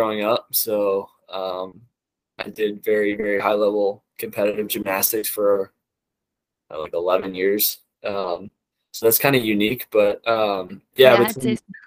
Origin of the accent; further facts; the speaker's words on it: Chicago, Illinois, United States; I grew up in Chicago. Grew up a Cubs fan